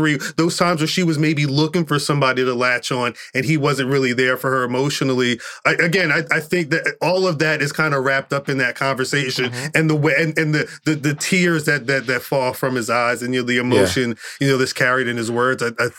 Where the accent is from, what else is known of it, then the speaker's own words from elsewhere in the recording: Central New Jersey, United States; I'm born and raised in Jersey. Still live Jersey. Central Jersey.